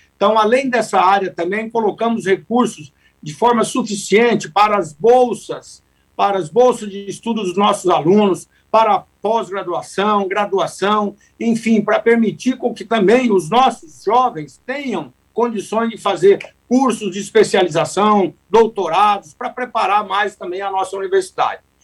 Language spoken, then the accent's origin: Portuguese; Centre-West, Brazil; Goiás, Mato Grosso, que somos do Centro-Oeste